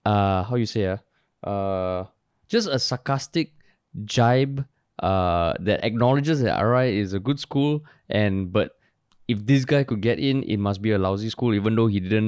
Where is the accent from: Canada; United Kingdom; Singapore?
Singapore; I'm from Monk's Hill.